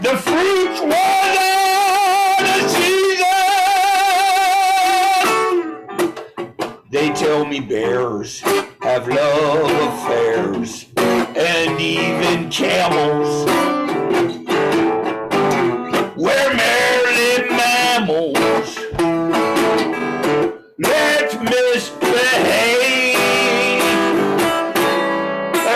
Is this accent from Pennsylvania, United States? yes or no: yes; York, Pennsylvania, United States; moved away as an adult; also born or lived in Hempstead, Long Island, New York; when I was 10, I moved to York, Pennsylvania. And I lived there for a long time.